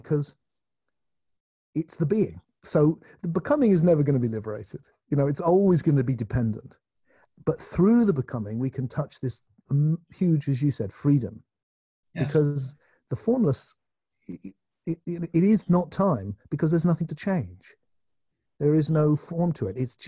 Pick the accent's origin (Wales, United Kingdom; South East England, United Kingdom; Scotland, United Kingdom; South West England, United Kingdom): South West England, United Kingdom; Glastonbury; in my hometown